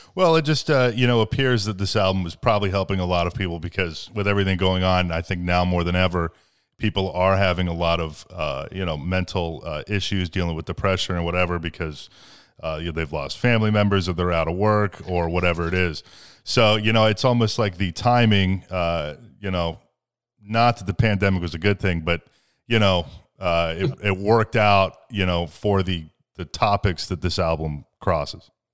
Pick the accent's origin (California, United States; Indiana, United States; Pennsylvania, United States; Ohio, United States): Ohio, United States; born or raised there